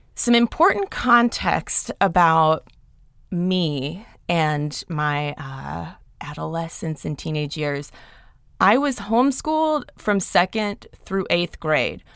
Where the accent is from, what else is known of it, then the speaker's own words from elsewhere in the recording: Athens, Georgia, United States; also born or lived in Atlanta, Georgia; I grew up in Athens, Georgia